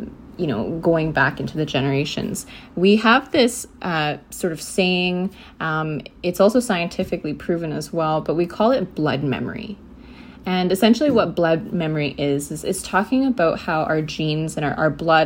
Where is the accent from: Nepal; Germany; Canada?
Canada; Vancouver, British Columbia; I was born in Vancouver. I was born to two Indigenous young people who had actually come from the prairies